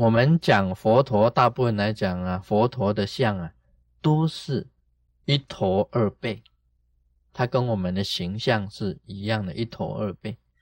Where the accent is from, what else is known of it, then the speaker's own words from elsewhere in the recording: Taiwan; 我们台湾话